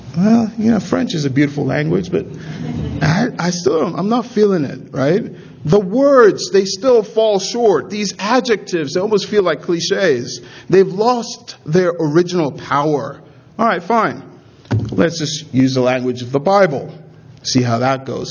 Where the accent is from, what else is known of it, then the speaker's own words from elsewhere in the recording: Nigeria; I'm a Nigerian